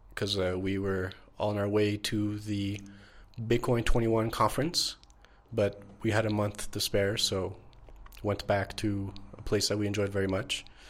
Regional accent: Montreal, Quebec, Canada; moved away as an adult; now in Mexico; born and raised in Montreal

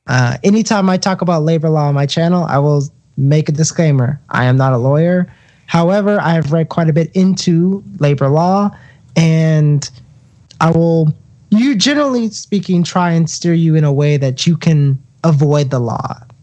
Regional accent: Southeast, United States; I'm from the Southeast, and I could tell you that some of the union myths that you hear are just, they're just wild, to be honest with you.

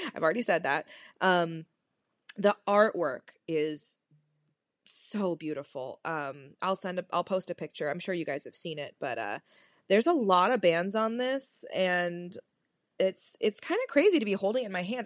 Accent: California, United States; moved away as an adult; now in Detroit area, United States; I'm from California

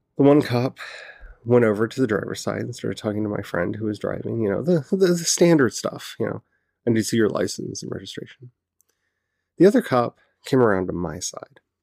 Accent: Southern United States, United States; accent: Southern; you're gonna bring my Southern out, and I'm gonna start saying y'all and honey a lot

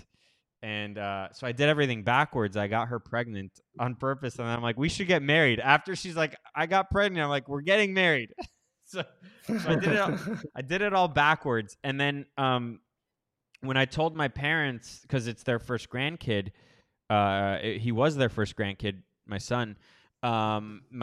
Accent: Miami, Florida, United States; also born or lived in Los Angeles, United States; now in Costa Rica; I grew up in Miami, Florida

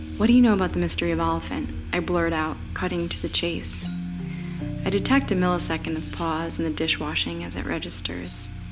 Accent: Scranton, Pennsylvania, United States; moved away; my hometown of Scranton, PA

